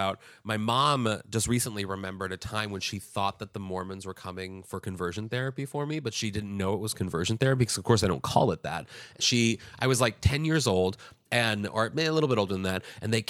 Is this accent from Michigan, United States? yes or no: no; Kirkwood, Missouri, United States; Missouri. Yeah, I graduated from my hometown.